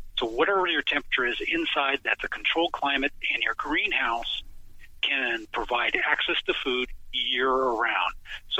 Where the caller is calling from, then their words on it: Portland, Oregon, United States; And we're calling here from Portland, Oregon, and it's beautiful and sunny. Doesn't rain every day, but yes.